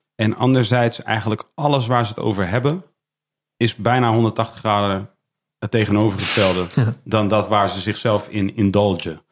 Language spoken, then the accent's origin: Dutch; Leusden, Utrecht, Netherlands; ik kom uit Leusden